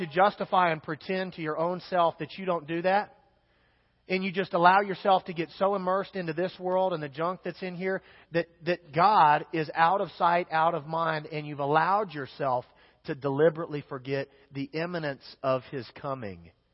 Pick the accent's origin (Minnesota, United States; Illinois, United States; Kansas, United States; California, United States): Kansas, United States; I'm from Kansas